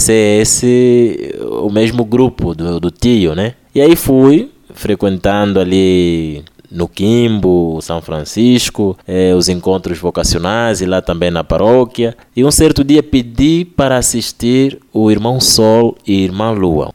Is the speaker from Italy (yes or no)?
no; Angola; eu sou angolano.